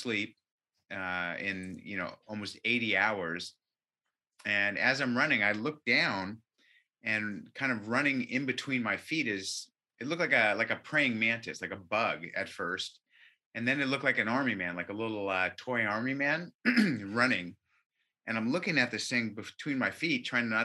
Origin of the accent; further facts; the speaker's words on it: Orange County, California, United States; I was born in Orange County